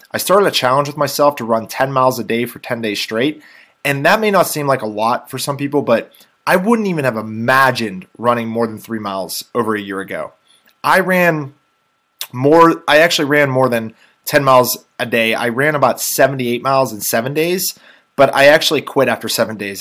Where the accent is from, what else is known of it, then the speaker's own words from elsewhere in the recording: Robinson Township area, Pittsburgh, Pennsylvania, United States; the area I'm from